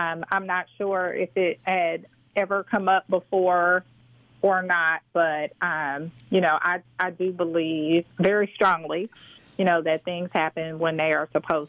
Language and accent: English; Indianapolis, Indiana, United States; I grew up here in Indianapolis